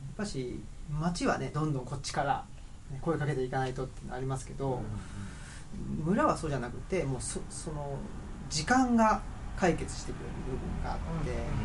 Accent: Urawa, Saitama, Japan; moved away as an adult; now in Higashiyoshino, Japan; 僕は埼玉県の浦和ってとこで育ったんですけど

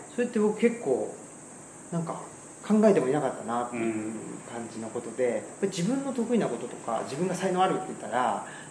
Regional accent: Saitama, Japan; moved away as an adult; now in Higashiyoshino, Japan; 僕は埼玉県出身ででして今は奈良県の東吉野村っていうところにあの、まあ、いわゆる移住っていうんですかね、今流行りのワードで言うと3年前に移住しまして

